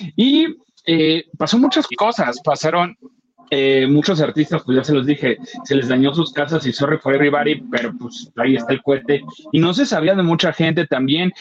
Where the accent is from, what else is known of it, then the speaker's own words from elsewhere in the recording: Acapulco, Guerrero, Mexico; moved away; ver imágenes del lugar donde creciste y, pasaste muchas cosas, eh, tanto buenas como malas, verlo destruido